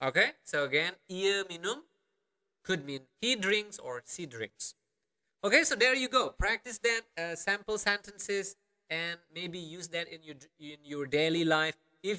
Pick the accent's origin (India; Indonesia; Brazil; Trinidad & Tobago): Indonesia; Karangasem, Bali; accent: Karangasem Balinese dialect; I'm from Karangasem. Okay, one region in Bali. I have my own dialect, and it is rather different than, let's say, another region in Bali.